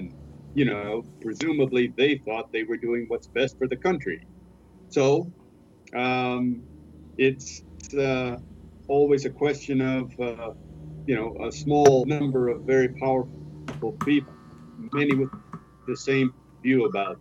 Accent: United States; moved away as an adult; also born or lived in Quito, Ecuador; now in Spain; I'm from the United States

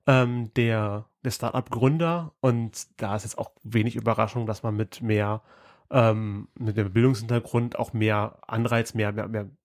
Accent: Halle, Saxony-Anhalt, Germany; Also wir sind aus Halle und wir sind auf Karl Horas, wir sind hier Hallenser

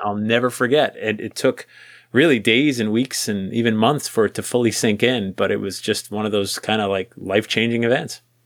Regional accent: New England, United States; growing up in New England

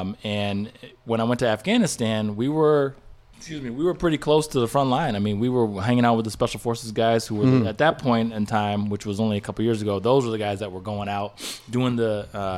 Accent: West Coast, United States; also born or lived in Hawaii; So I grew up on the West Coast. My dad was in the Navy. We lived all over the West Coast.

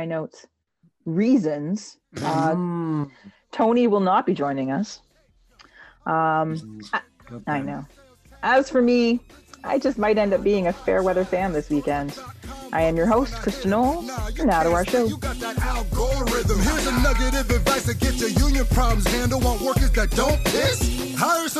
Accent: Canada; accent: Canadian; my Canadian accent

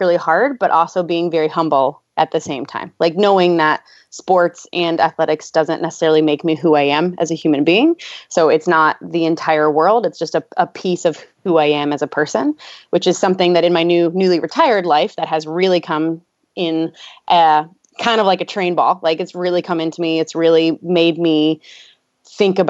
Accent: Louisville, Kentucky, United States; I'm from Louisville, Kentucky

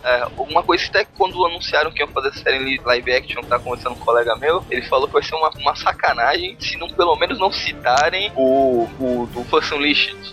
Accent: São Vicente, São Paulo, Brazil; sou de São Vicente, Baixada Santista

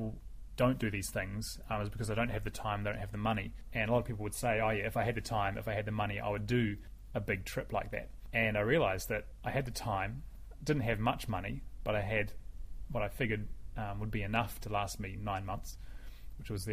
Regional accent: New Zealand; I'm from New Zealand, living in New Zealand now

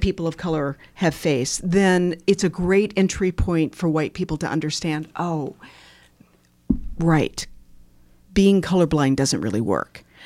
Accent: Bloomington, Indiana, United States; moved away as an adult; also born or lived in Washington, D.C.; And Bloomington is my hometown, so I was born and raised here

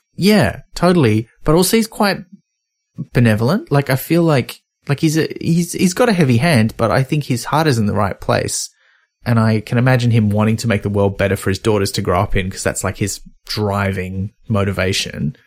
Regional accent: Australia; as an Australian

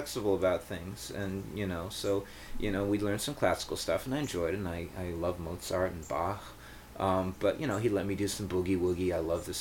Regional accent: Israel; where I grew up in Israel

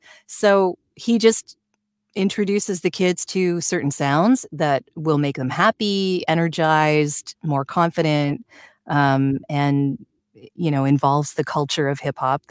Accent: Canada; I'm Canadian.

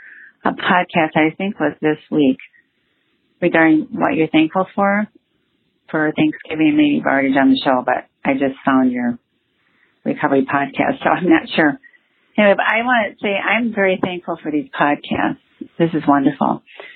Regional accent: Ann Arbor, Michigan, United States; I'm from Ann Arbor, Michigan.

